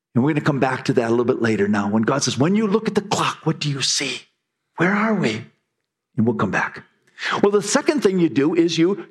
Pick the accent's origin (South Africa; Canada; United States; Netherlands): United States; we Americans